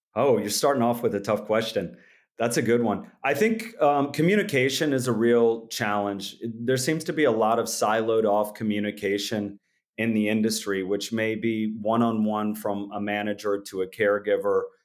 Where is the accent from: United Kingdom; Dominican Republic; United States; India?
United States; Orange City, Iowa; I grew up in Northwest Iowa in a town called Orange City